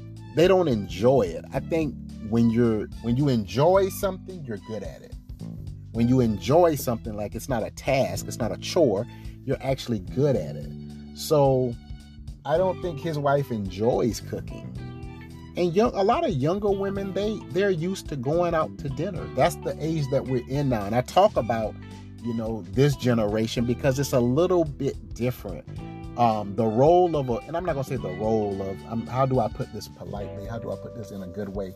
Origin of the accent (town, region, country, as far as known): South Carolina, United States; born or raised there